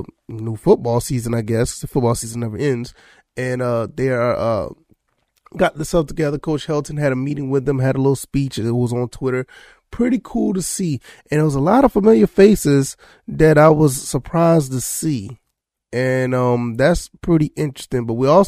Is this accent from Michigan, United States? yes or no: no; Savannah, Georgia, United States; I grew up in South Georgia, well, Savannah, Georgia, and I've always been a fan of Georgia Southern.